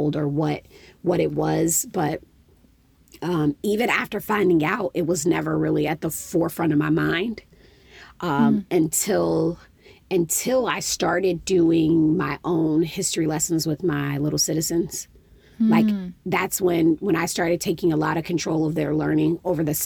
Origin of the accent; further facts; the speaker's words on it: Midwest, United States; I'm from the Midwest